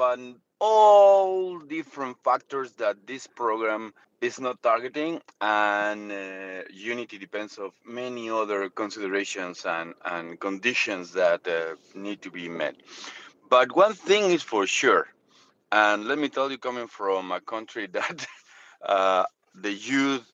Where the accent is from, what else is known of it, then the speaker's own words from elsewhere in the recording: Mexico; moved away; I'm come from Mexico, where our youth is trying to emulate the famous artists from Narcos TV series